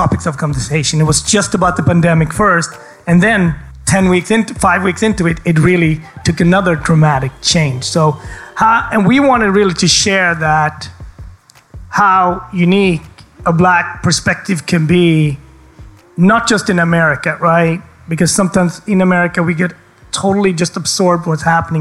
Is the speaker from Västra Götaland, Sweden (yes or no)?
yes; Gothenburg, Västra Götaland, Sweden; born or raised there; accent: a little bit of Gothenburg dialect